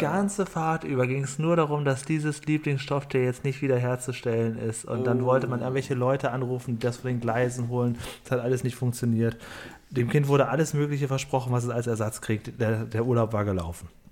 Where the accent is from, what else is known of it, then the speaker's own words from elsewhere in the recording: Cuxhaven, Lower Saxony, Germany; bei uns auf dem Dorf in Cuxhaven, wo ich aufgewachsen bin